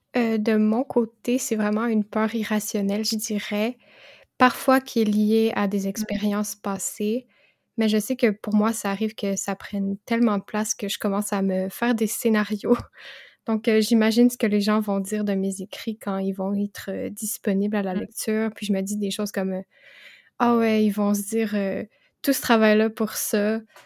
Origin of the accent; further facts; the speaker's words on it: Quebec, Canada; j'ai 22 ans et je suis québécoise